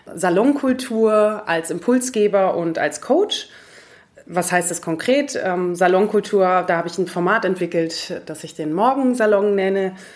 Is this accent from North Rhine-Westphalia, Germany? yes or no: no; Munich, Bavaria, Germany; moved away as an adult; also born or lived in Greece / Frankfurt; in Griechenland geboren und hier aufgewachsen in München